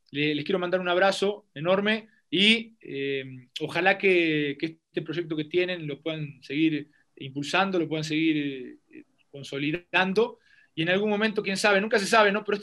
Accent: Bajío, Mexico; also born or lived in Querétaro / León; Yo soy, yo soy un hombre del Bajío, soy un hombre del Bajío, viví en Querétaro. Eh, viví un, tiempo en León

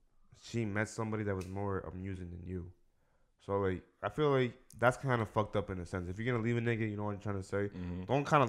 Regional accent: New York, United States; I'm happy as fuck I'm from New York, bro.

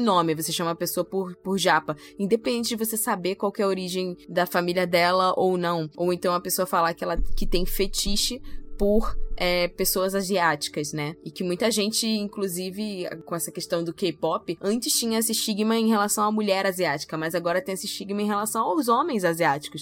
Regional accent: Brazil; nós brasileiros brasileiros

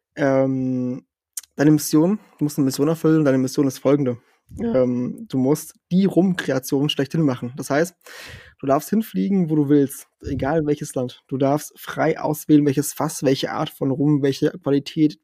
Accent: southern Portugal, Portugal; now in Germany; ich bin ja in, in Portugal aufgewachsen im Süden

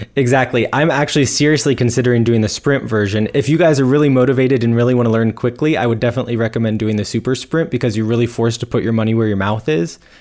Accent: United States; being an American

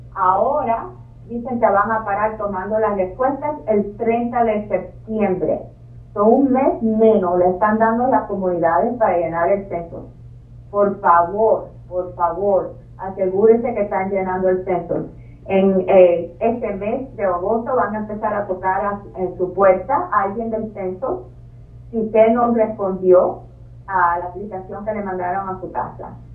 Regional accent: Cuba; also born or lived in Virginia; now in Boston, United States; yo nací en Cuba

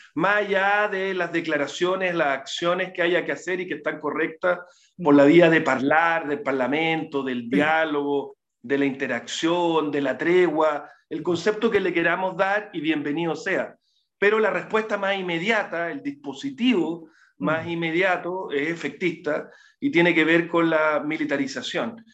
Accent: Temuco, Araucanía, Chile; moved away; also born or lived in Santiago, Chile; yo soy de Temuco, eh, viví muchos años en Santiago

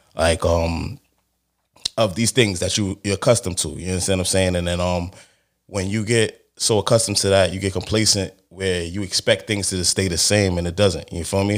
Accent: New York City, New York, United States; I'm from Brooklyn, obviously, you know what I'm saying? From Brooklyn, you know the vibes. But, um, from Crown

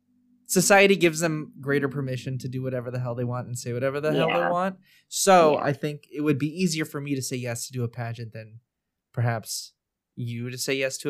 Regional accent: United States; us as Filipino Americans

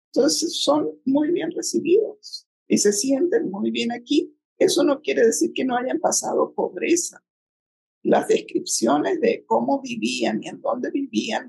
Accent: Chile; moved away as an adult; now in Mexico; yo crecí en Chile, para alguien que viene del cono sur de América Latina

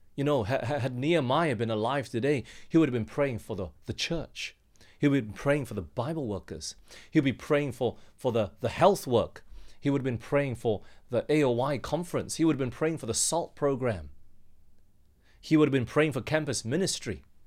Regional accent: Australia; moved away as an adult; I'll go back home. My, my parents are back there in Australia and they asked me to come back

